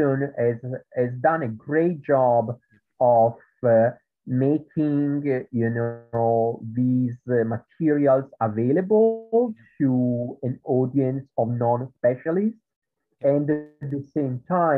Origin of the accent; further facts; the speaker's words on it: Italy; accent: Italian; English is a second language; moved away; in Italy, which is where I come from, as you can tell from my accent, there is a kind of high school which is called Liceo Classico